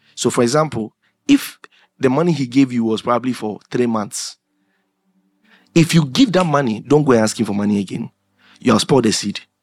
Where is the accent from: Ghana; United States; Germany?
Ghana; Accra, Greater Accra; I grew up in Anadaraka. That's where we grew up. The Ghana Commercial Bank, the tower.